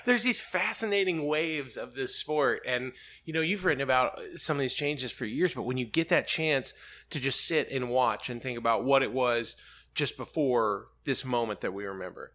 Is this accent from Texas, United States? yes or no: no; Birmingham, Alabama, United States; moved away as an adult; now in Charlotte, United States; I grew up in Birmingham